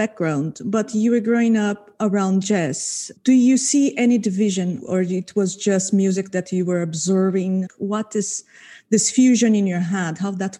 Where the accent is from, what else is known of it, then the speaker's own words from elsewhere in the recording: Brazil; I am from Brazil. I grew up, yeah, born and raised.